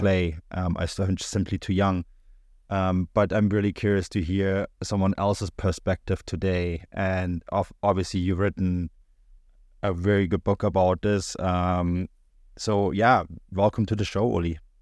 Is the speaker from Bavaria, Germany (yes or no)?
yes; Munich, Bavaria, Germany; now in Canada; I was born and raised in Munich